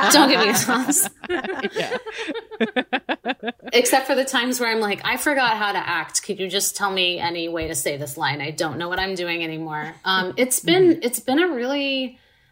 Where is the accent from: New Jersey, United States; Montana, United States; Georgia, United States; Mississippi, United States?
Mississippi, United States; Laurel; moved away as an adult; also born or lived in Dallas, Texas; now in Los Angeles, United States; I'm from Laurel, Mississippi, and I lived there until I was 18